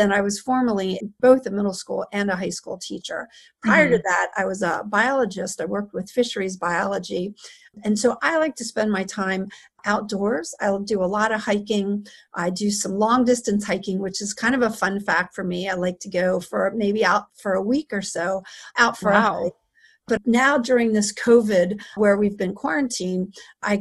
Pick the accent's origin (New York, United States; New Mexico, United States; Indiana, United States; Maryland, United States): Maryland, United States; Born and raised in Maryland. I've lived here my entire life.